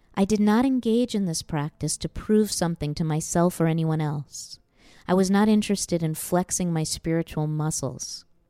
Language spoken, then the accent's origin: English; New York, United States; I'm a Jew from New York, or at least that's, you know, my parents are, and I was born in New York